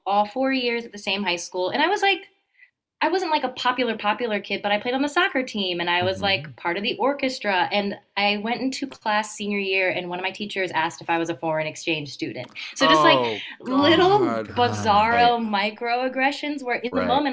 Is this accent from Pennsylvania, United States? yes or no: yes; Erie, Pennsylvania, United States; I'm from Erie, Pennsylvania is technically Midwest